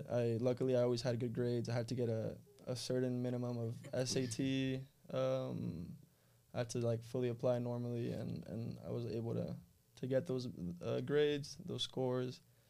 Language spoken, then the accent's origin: English; Miami, Florida, United States; moved away as an adult; also born or lived in Madrid, Spain; born in Miami, grew up playing, well, at first in Key Biscayne